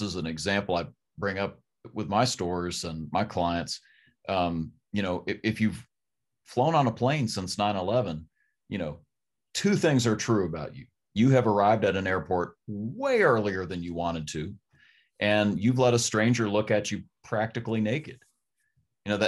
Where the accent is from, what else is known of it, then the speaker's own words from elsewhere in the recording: Berea, Kentucky, United States; I'm from Berea, Kentucky